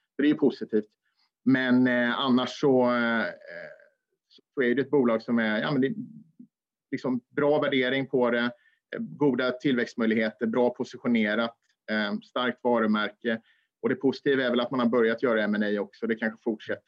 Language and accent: Swedish; Småland, Sweden; jag är smålänning